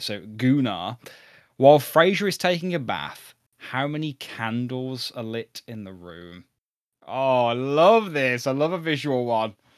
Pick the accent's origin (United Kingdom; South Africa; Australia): United Kingdom; we're British